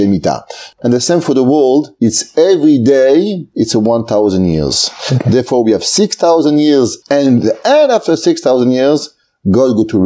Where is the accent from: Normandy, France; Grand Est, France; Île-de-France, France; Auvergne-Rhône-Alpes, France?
Auvergne-Rhône-Alpes, France; Aix-les-Bains; moved away as an adult; also born or lived in Marseille, France / Paris, France / Lakewood, New Jersey, United States; I grew up in France, in a small city, it's called Aix-les-Bains, in Savoie